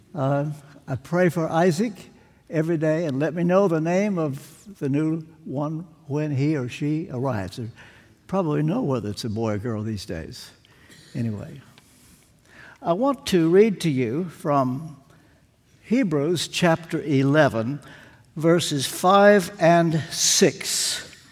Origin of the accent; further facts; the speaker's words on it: Kentucky, United States; I'm from Kentucky